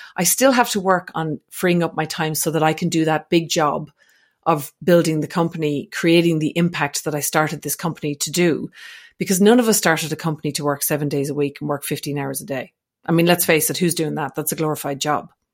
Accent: Ireland; also born or lived in Australia; now in French Alps, France; I'm not actually from Scotland, but I'm from Ireland, which is close

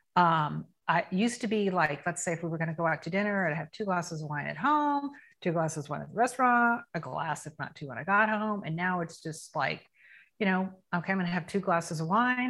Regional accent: Tampa, Florida, United States; I am 57 years old and I'm from Tampa, Florida. I've lived in Tampa almost my whole life.

